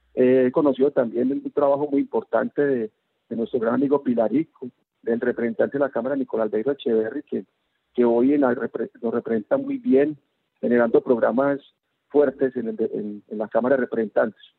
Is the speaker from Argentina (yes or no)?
no; Antioquia, Colombia; Somos un departamento paisa